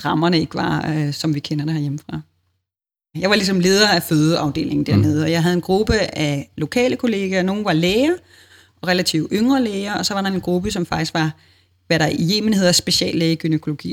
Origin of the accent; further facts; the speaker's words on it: Denmark